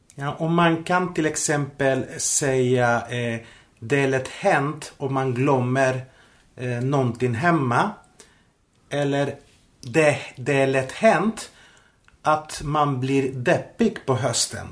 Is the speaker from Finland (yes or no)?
no; Spain; Swedish is a second language; now in Sweden; Jag reste till eh, mitt hemland, till Spanien